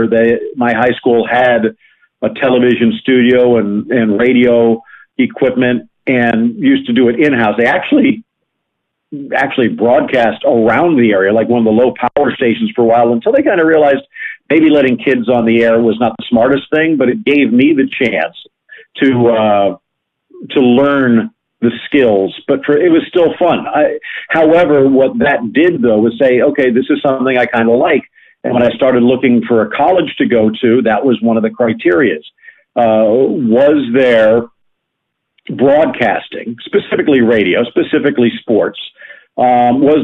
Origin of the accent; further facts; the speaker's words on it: South Florida, United States; I grew up living up in South Florida, not far from where I live right now